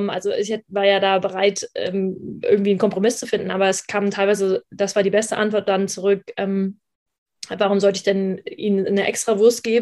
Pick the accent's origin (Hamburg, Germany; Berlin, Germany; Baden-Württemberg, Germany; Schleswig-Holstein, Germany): Hamburg, Germany; also born or lived in Düsseldorf; Ich bin eigentlich Hamburger Dern, eigentlich aus Hamburg und bin dann aber nach Düsseldorf zum Studium